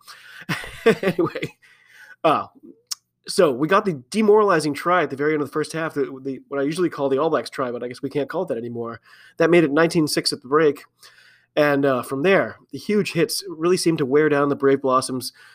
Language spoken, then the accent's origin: English; United States; I'm an American rugby fan